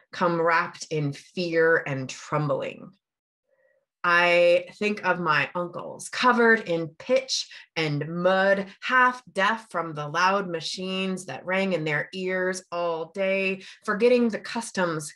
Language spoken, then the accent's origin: English; Port Angeles, Washington, United States; my childhood was actually spent on the other side, that is, in the boom days of the 1970s and the 1980s. There were 3 working mills in my hometown, Port Angeles's harbor